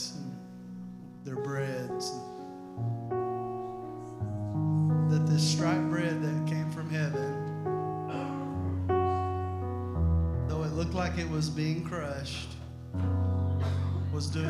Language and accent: English; Arkansas, United States; I'm a hillbilly from Arkansas.